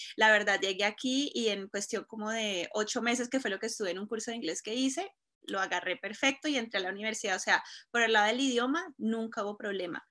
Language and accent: Spanish; Cúcuta, Norte de Santander, Colombia; moved away as an adult; now in Colorado, United States; colombiana de Cúcuta, de Cúcuta, la frontera con Venezuela. Eh, llegué aquí a los 18 años